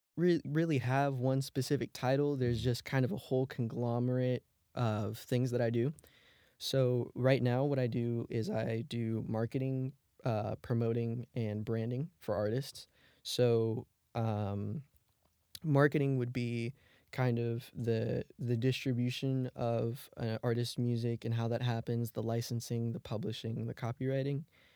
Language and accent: English; Germany; I grew up more on like pop music instead of rap growing up in Germany.